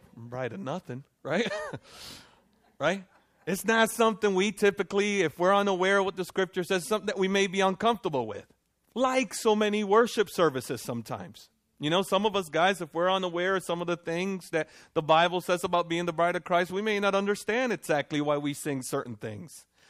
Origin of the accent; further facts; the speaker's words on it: Dominican Republic; moved away; I'm from Dominican Republic